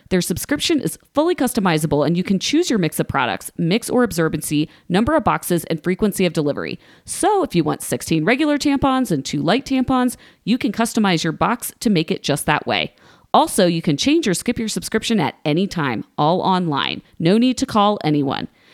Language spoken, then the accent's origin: English; Columbus, Ohio, United States; I grew up around the Columbus Zoo